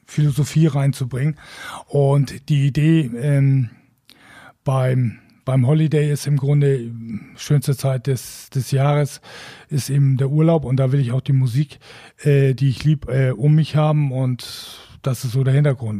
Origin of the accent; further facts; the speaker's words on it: Wacken, Schleswig-Holstein, Germany; ich komme aus Wacken